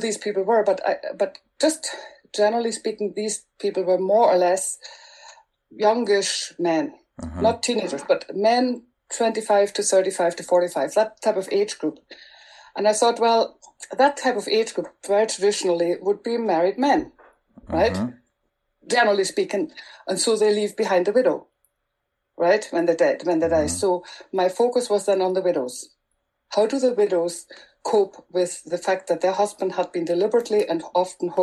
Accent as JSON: {"language": "English", "country": "Germany", "tie": "born or raised there", "first_language": "German", "second_language": "English", "moved": "as an adult", "lives_now": "Northern Ireland, United Kingdom", "said": "I'm originally from Germany"}